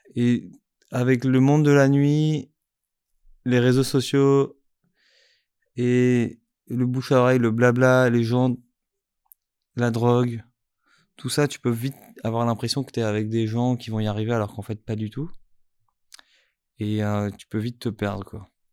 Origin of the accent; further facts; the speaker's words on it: Strasbourg, Grand Est, France; je suis né à Strasbourg